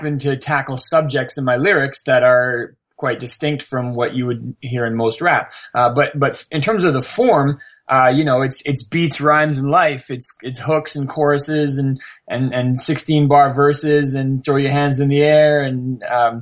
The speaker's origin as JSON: {"language": "English", "country": "Canada", "said": "I'm from Canada and I'm, you know, I grew up in a fairly sheltered lifestyle"}